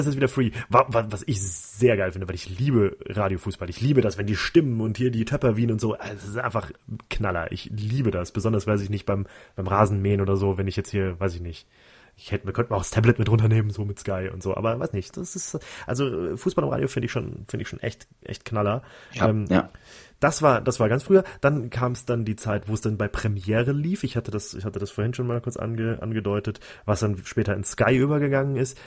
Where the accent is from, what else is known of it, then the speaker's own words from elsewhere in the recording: Germany; als Deutscher